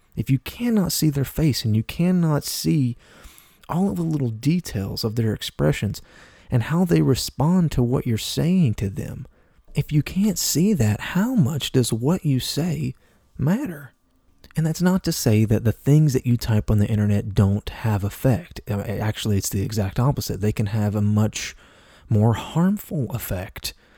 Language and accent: English; Appalachia, United States; I'm from Appalachia, okay? I'm from a southern state, and I'm from the southern part of that state.